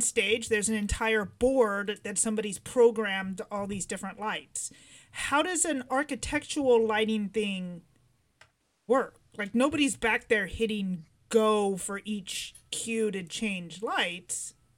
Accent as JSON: {"language": "English", "region": "California", "country": "United States", "tie": "born or raised there", "said": "we grew up here"}